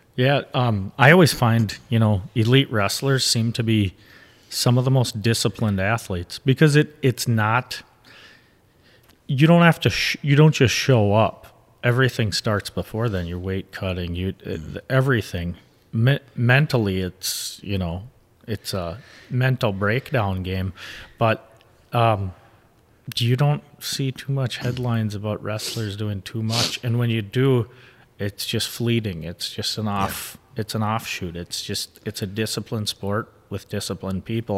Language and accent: English; Midwest, United States; growing up in the Midwest, I look at it as it's like a tough guy state.